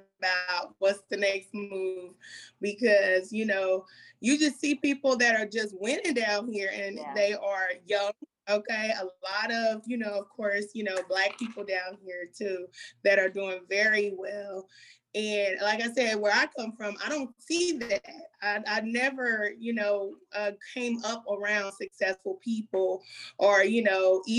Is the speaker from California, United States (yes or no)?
no; Kansas City, Missouri, United States; I'm from Kansas City, Missouri, born and raised